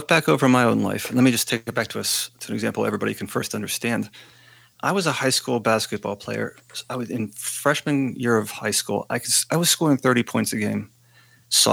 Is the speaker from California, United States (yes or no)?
no; Western Pennsylvania, United States; a guy growing up in Western Pennsylvania